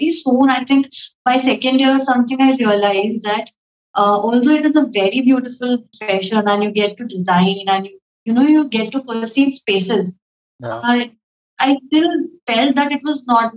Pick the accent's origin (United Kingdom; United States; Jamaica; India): India; as all Indian parents, my parents